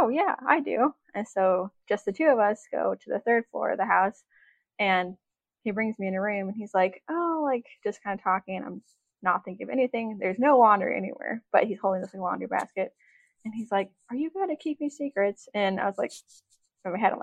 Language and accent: English; Juneau, Alaska, United States; I was born in Juneau, Alaska. I was born and raised here.